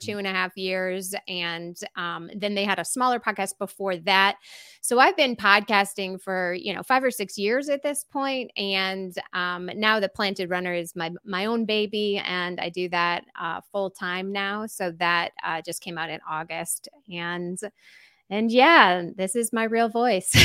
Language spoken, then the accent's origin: English; Glen Ellyn, Illinois, United States; moved away as an adult; now in Asheville, United States; I'm originally from Glen Ellen, Illinois